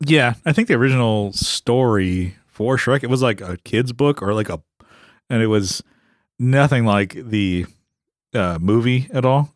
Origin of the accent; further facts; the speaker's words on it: California, United States; we're from California, born and raised